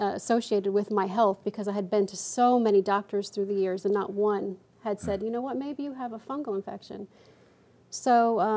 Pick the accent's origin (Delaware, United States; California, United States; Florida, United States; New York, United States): New York, United States; upstate; also born or lived in Bronx, New York; We moved from the Bronx upstate into a house